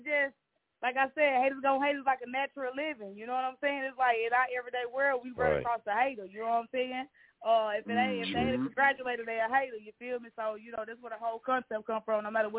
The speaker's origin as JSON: {"language": "English", "region": "Arkansas", "country": "United States", "said": "I'm from Arkansas, man."}